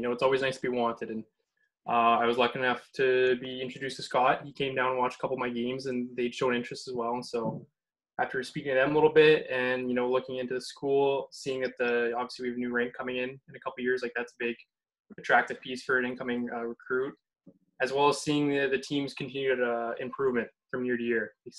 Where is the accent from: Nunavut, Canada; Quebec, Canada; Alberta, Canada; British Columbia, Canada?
Alberta, Canada; moved away as an adult; I kind of lived all over Alberta. I've lived in a handful of cities, and as of right now, my hometown is actually just outside of Edmonton.